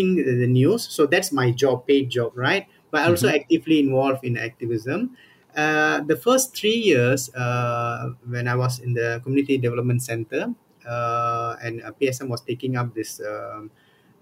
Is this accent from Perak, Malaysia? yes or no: no; Johor Bahru, Johor, Malaysia; moved away as an adult; also born or lived in Kuala Lumpur; my hometown, Johor Bahru